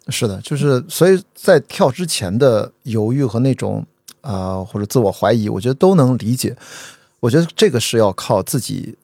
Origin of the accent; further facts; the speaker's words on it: Qingdao, Shandong, China; 我在青岛长大一个沿海城市啊，我觉得它是比较开放，因为它是对殖民地嘛